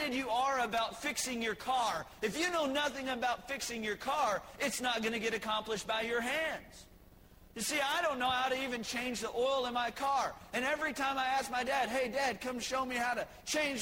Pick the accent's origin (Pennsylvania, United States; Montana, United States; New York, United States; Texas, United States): Texas, United States; I was born in the promised land of Texas.